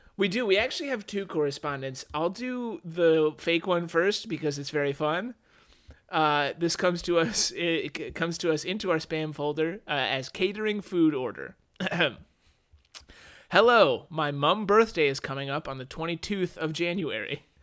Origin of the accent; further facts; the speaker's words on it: United States; as an American